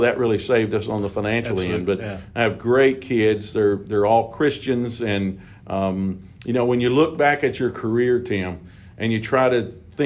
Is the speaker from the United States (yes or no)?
yes; Bowling Green, Kentucky, United States; also born or lived in Dickson, Tennessee; I was born and raised right here in Bowling Green.